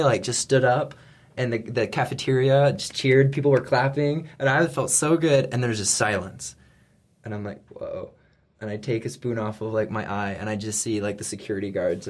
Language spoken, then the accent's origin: English; Oregon, United States; I'm from Oregon